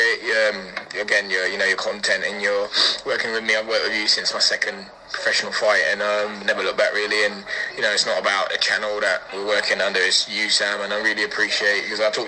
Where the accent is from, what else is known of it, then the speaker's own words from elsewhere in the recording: Luton, East of England, United Kingdom; my hometown club